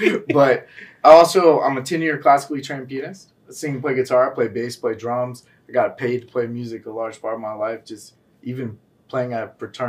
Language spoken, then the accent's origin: English; Atlanta, Georgia, United States; moved away as an adult; also born or lived in Decatur, Georgia; now in Miami, United States; Born and raised in Atlanta, Georgia.